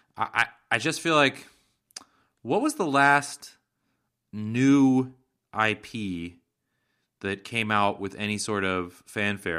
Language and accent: English; Seattle, Washington, United States; my hometown of Seattle